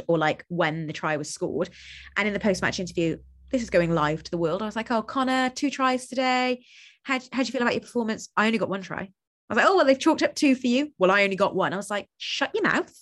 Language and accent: English; Cardiff, Wales, United Kingdom; moved away as an adult; also born or lived in London; I'm from Cardiff